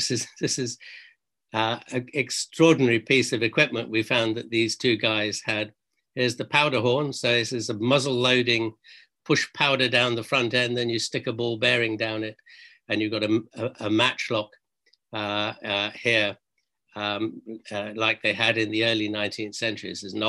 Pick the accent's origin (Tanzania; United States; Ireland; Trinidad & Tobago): Tanzania; Tanga Region; moved away; One is I grew up in East Africa in this place called Tangup here on the top right-hand corner of mainland Tanzania, Tanganyika as it was then.